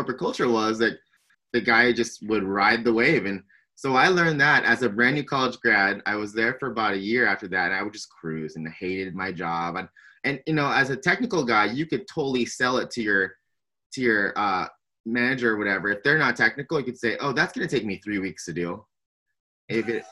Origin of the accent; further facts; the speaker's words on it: San Diego, California, United States; born and raised in San Diego, California